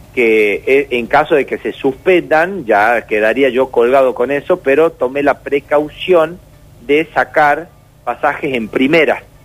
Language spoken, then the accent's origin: Spanish; Tucumán, Argentina; somos de Tucumán